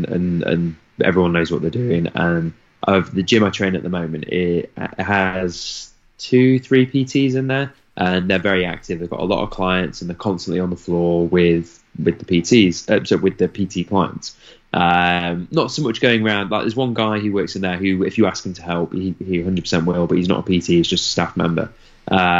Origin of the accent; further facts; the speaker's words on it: United Kingdom; I'm very British